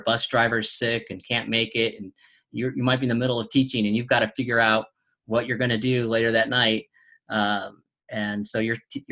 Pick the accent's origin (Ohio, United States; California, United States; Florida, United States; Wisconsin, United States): California, United States; now in Tennessee, United States; I'm originally from California